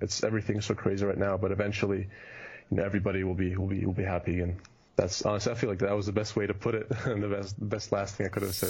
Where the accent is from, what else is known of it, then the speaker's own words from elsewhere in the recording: Germany; moved away as an adult; also born or lived in Kitchener, Canada; now in United States; Europe because that's where I grew up